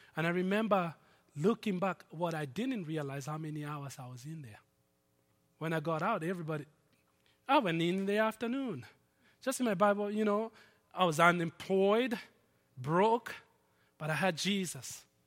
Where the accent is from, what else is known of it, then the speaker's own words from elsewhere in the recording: Nairobi, Kenya; moved away; my hometown, Nairobi